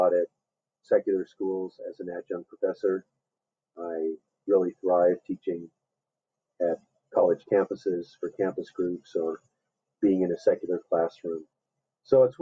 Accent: Anchorage, Alaska, United States; moved away as an adult; now in Denver, United States; I was born and raised in Anchorage, Alaska. And then I left to go to college back in 1975

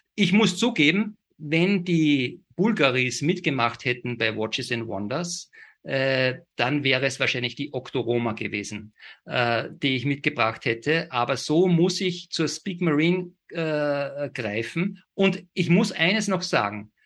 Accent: Salzburg, Austria; ich gebürtiger Salzburger bin

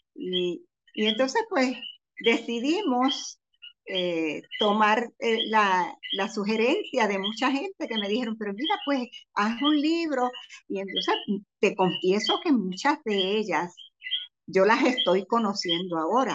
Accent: Comerío, Puerto Rico; now in Cayey, Puerto Rico; Yo soy natural de Comerío, pero llevo ya prácticamente 50 años viviendo en Calley

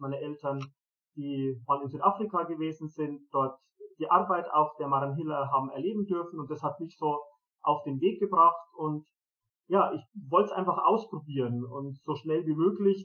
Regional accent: Germany; also born or lived in Zimbabwe; hier bei uns in Europa, in Deutschland, ähm, hier in Mariafeen

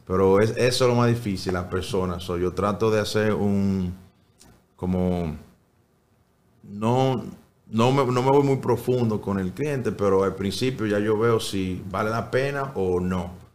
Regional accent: New York, United States; also born or lived in Salcedo, Dominican Republic / Santiago, Dominican Republic; now in Coral Gables, United States; Eh, nació mi hermano Michael y como a los seis años fui a Nueva York

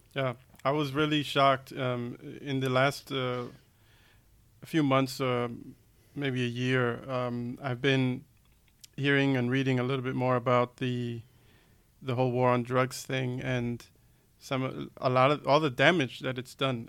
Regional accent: United States; now in Germany; I'm from the States

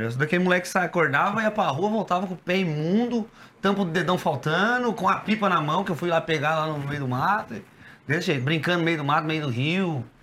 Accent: Agudos, São Paulo, Brazil; moved away as an adult; now in Sorocaba, Brazil; Eu sou de Agudos, nascido e criado, endividado e foragido. Eu saí de lá há uns 7, 8 anos, vim para Sorocaba

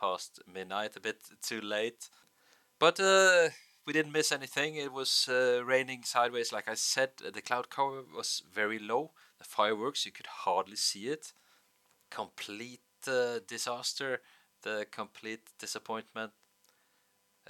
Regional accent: Bergen, Vestland, Norway; in Bergen

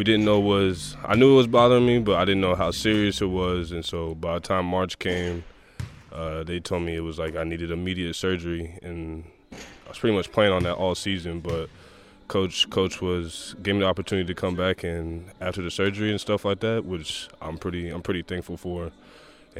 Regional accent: Wichita, Kansas, United States; accent: country; moved away as an adult; also born or lived in Ukraine; now in Leicester, United Kingdom; I'm from Kansas

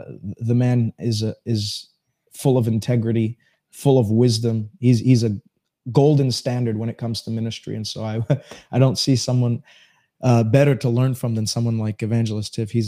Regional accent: Montreal, Quebec, Canada; born and raised in Montreal.

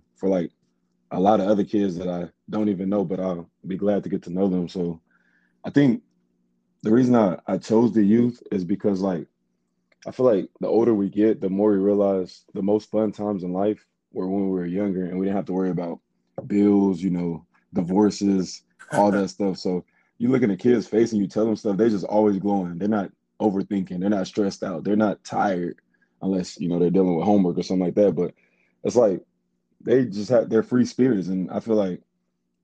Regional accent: Garland, Texas, United States; now in Stephenville, United States; I'm from Garland, Texas. That's like a suburb city northeast of Dallas

